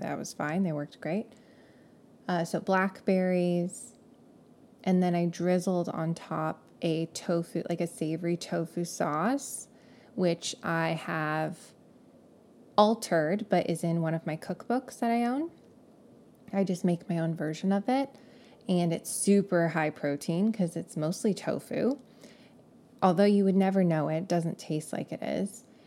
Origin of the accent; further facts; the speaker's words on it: California, United States; accent: Californian; if I didn't sound like I was from California before, now you know